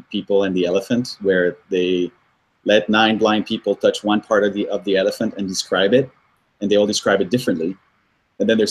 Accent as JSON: {"language": "English", "town": "Paris", "region": "Île-de-France", "country": "France", "tie": "born or raised there", "also_born_or_lived": "Colombia / Brazil / Tokyo / New York", "moved": "yes", "lives_now": "United States", "said": "I'm Colombian, but I grew up in Paris."}